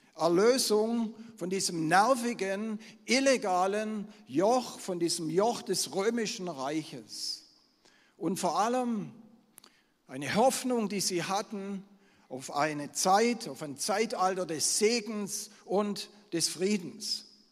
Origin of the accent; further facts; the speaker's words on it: Swabia, Germany; Ich bin ein Schwabe